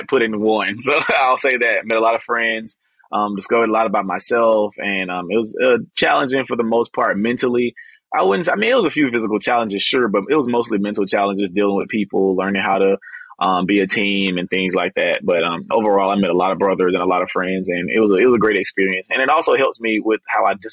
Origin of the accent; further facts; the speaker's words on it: Albany, Georgia, United States; born and raised in Albany, graduated from Westover High School here in Albany when I was 17